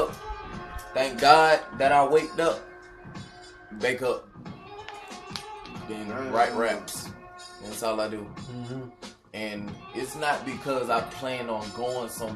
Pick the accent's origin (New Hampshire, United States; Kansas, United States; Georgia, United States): Georgia, United States; Macon; I'm from Macon, Georgia